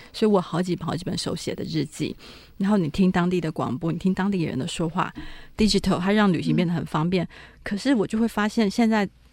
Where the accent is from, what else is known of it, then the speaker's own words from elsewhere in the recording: Taiwan; 我来自的台湾